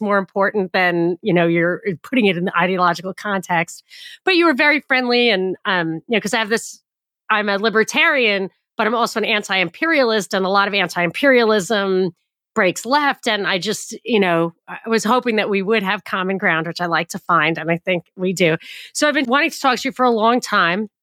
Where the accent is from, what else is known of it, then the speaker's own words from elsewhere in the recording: New York, United States; I grew up in a very, like, the most Jewish county in America. It was my home county